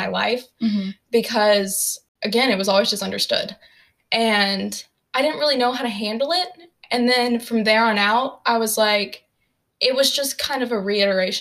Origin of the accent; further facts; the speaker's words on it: Fayetteville, Tennessee, United States; I grew up in Fayetteville, Tennessee, which has a population of 7,000 people